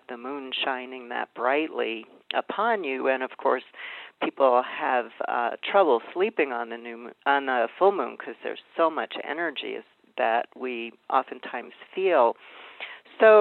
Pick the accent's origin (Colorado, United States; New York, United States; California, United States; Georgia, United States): New York, United States; New York City; I grew up in Brooklyn, New York